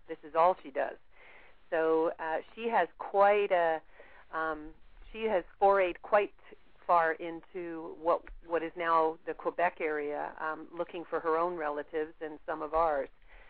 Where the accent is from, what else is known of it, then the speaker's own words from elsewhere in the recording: England, United Kingdom; now in Canada; I'm originally from England